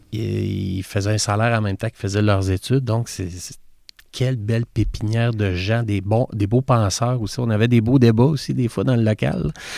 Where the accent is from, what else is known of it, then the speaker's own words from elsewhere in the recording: Quebec City, Quebec, Canada; je suis né, comme tout le monde, à l'enfant Jésus, mais j'ai grandi à Beauport